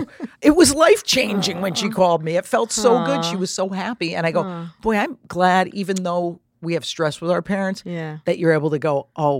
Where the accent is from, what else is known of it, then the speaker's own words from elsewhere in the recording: Trumbull, Connecticut, United States; I grew up in Trumbull, Connecticut. My mother's still in our same house.